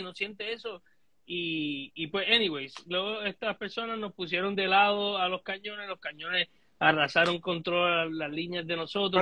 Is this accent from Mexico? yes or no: no; Puerto Rico; nosotros como puertorriqueños